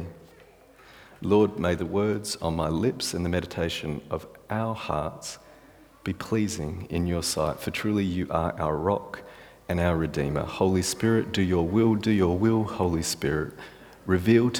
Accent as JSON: {"language": "English", "country": "Australia", "said": "I'm Australian."}